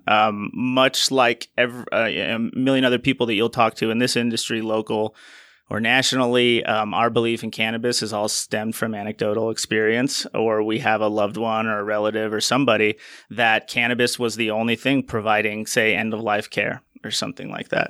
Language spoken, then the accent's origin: English; Utah, United States; moved away as an adult; also born or lived in Colorado; when the laws back here in my home state in Utah changed in twenty eighteen to allow and regulate the production of hemp and C B D, I moved back out here